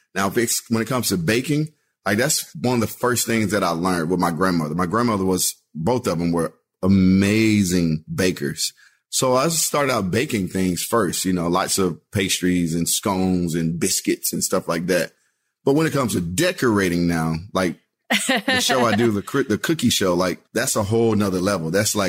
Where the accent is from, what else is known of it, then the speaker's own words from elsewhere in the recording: Texas, United States; because I have so many memories growing up in Texas, like going to Austin for everything.